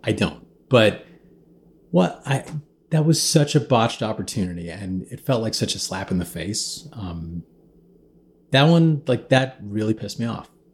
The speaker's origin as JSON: {"language": "English", "region": "Midwest", "country": "United States", "tie": "born or raised there", "said": "I kinda grew up being, you know, a minority in the Midwest"}